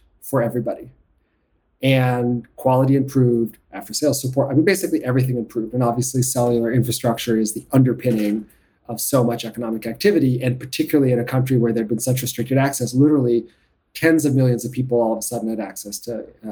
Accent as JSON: {"language": "English", "town": "New York City", "region": "New York", "country": "United States", "tie": "born or raised there", "said": "I grew up in New York City"}